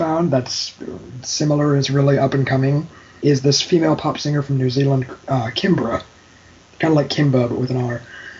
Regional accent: Midwest, United States; moved away; There's certain words, I guess, I pronounce funny that I don't even notice, but I don't know. Like, they notice down here because I'm from the Midwest.

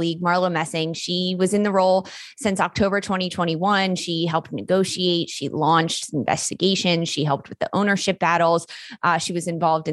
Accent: Philadelphia, Pennsylvania, United States; I'm from Philly

